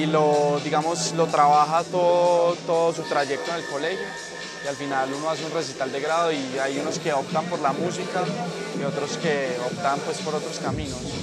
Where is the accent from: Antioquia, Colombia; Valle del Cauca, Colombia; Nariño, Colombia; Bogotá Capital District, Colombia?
Antioquia, Colombia; Medellín; soy de la ciudad de Medellín